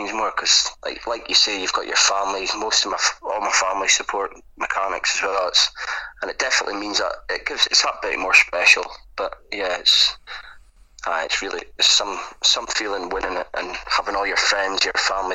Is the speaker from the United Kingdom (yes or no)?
yes; Forest, England, United Kingdom; I'm from Forest, born and bred here